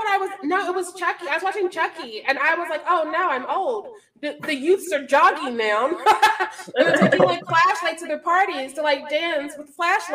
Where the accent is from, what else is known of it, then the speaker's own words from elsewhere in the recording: Missouri, United States; I grew up in Missouri.